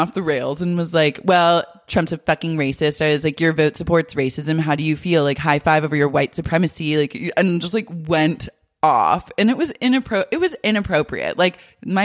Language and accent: English; Oklahoma City, Oklahoma, United States; moved away; growing up there and being from there. It's like my hometown, Oklahoma City.